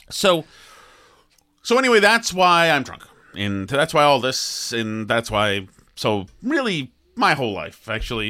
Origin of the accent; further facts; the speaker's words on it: Boston, Massachusetts, United States; the couple who I grew up with in Boston